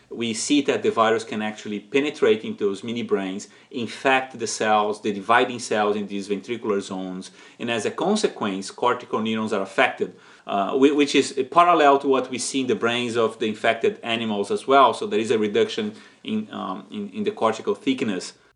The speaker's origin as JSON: {"language": "English", "country": "Brazil", "tie": "born or raised there", "moved": "as an adult", "lives_now": "San Diego, United States", "said": "it's my, uh, my home country"}